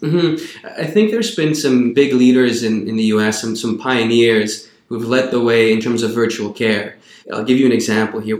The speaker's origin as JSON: {"language": "English", "region": "Quebec", "country": "Canada", "moved": "as an adult", "said": "I'm originally from Quebec"}